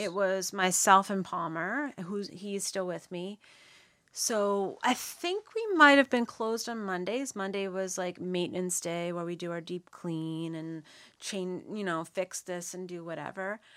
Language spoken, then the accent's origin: English; Nova Scotia, Canada; born and raised in Shivamakati, Nova Scotia. So I'm actually from Nov-, I'm from here.